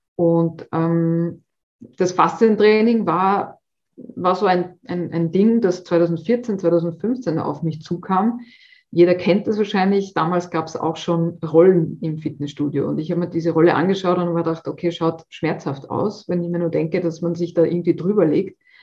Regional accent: Austria; bei uns in Österreich

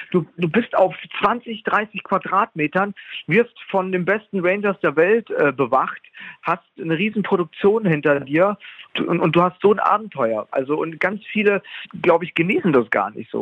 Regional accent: Munich, Bavaria, Germany; moved away as an adult; now in Switzerland; ich vermisse schrecklich meine Heimat München, also auch Bayern und so. Also ich komme ja aus Bayern, München

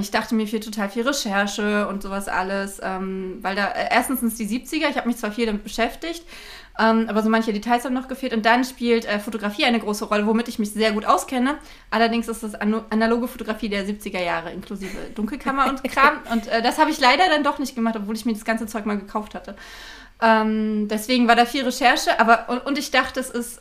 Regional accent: Berlin, Germany; in Berlin-Marzahn ähm, wo ich aufgewachsen bin

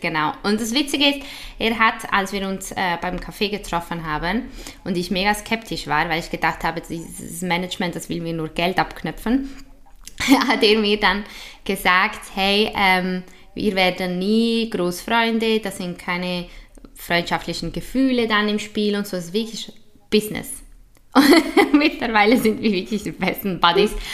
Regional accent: Switzerland; accent: typisch schweizerisch; Also ich habe ja italienische und spanische Wurzeln, aber in der Schweiz

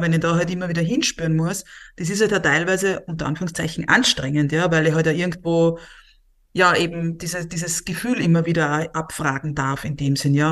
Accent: Austria; Bei uns in Österreich

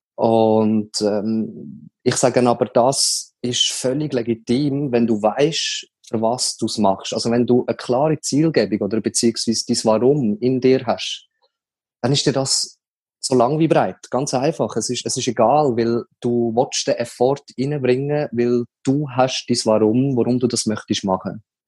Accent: Leibstadt, Aargau, Switzerland; ich bin zu Leibstadt aufgewachsen

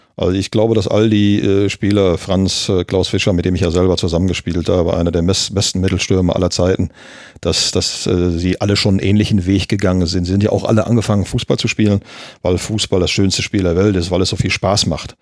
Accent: Gelsenkirchen, North Rhine-Westphalia, Germany; ich bin ja gebürtiger Gelsenkirchner, in Gelsenkirchen-Ückendorf geboren.

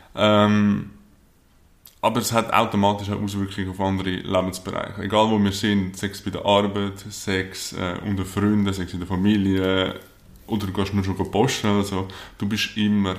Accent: Lake Zurich, near Zurich, Switzerland; aufgewachsen hier in der Nähe von Zürich am Zürichsee

